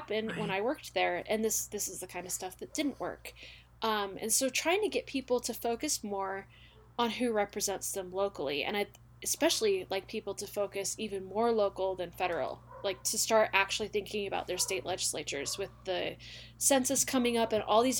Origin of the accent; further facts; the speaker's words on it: Utah, United States; I'm from Utah and I've lived here my whole life